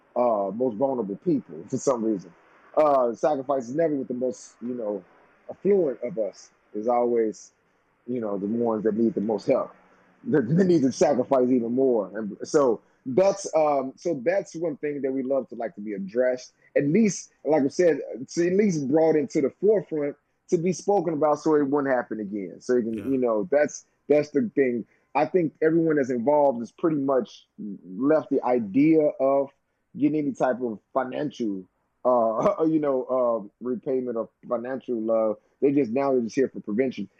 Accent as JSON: {"language": "English", "town": "St. Louis", "region": "Missouri", "country": "United States", "tie": "born or raised there", "said": "my hometown"}